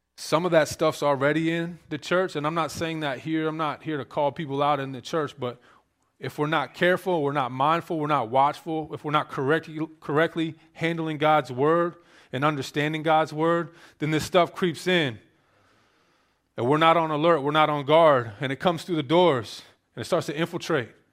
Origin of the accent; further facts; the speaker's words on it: Maryland, United States; I grew up in Maryland, very liberal state